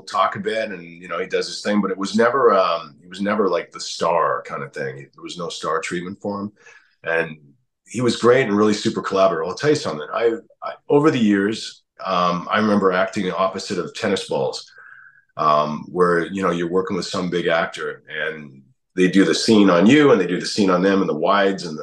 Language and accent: English; Canada; I'm Canadian